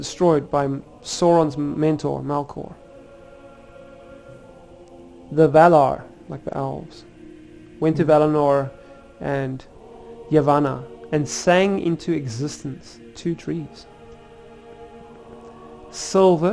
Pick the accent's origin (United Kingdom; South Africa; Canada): South Africa; I'm South African, but John, I don't know if you can probably tell from my accent